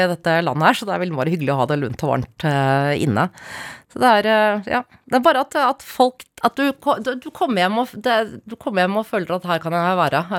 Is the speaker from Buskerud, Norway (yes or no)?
no; Oslo, Norway; Jeg er fra Ekeberg, Klambergseter, Røa Jeg har flyttet 30 ganger.